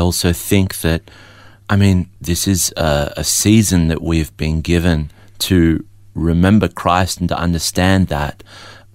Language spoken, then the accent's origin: English; Melbourne, Victoria, Australia; also born or lived in Adelaide; I was born in Adelaide but raised in Melbourne